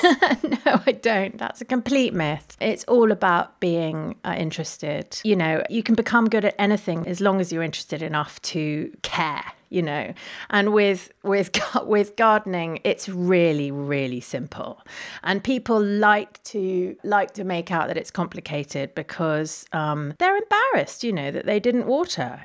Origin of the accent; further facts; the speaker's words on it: London, United Kingdom; I was born, born in London and raised in London.